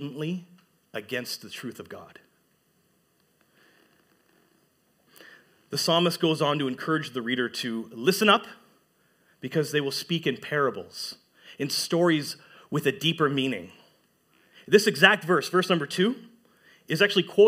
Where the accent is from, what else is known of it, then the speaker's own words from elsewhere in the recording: Sudbury, Ontario, Canada; moved away as an adult; now in Huntsville, Canada; growing up in Sudbury, pretty much all my life up until 2021